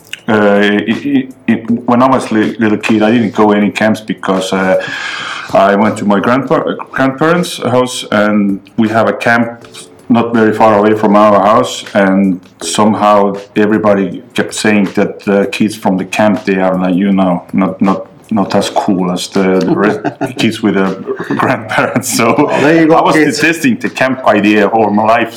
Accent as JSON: {"language": "English", "country": "Estonia", "second_language": "English"}